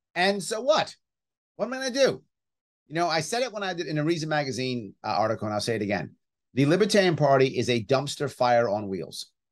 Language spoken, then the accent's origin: English; New York City, New York, United States; I grew up right outside Yankee Stadium